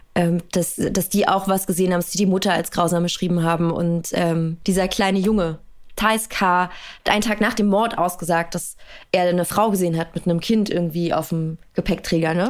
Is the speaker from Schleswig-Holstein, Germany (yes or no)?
no; Berlin, Germany; ich bin in Berlin-Hunschenhausen aufgewachsen